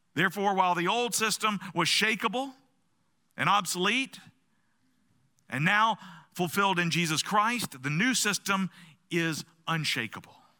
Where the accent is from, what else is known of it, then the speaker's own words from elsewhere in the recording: the South, United States; I grew up in the South, where you don't ask people uncomfortable questions at uncomfortable times